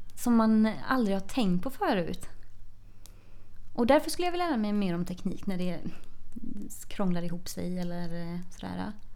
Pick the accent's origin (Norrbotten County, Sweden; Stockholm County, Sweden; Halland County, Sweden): Halland County, Sweden; Tvååker; moved away as an adult; now in Gothenburg, Sweden; Jag eh, kommer från Tvååker som är ett eh, litet samhälle utanför Varberg. Eh, och där har jag bott och levt fram tills jag flyttade hemifrån i, efter gymnasiet